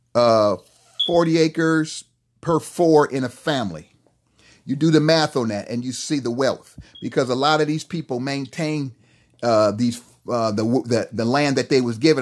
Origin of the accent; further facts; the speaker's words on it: United States; we as American people, and especially we as black people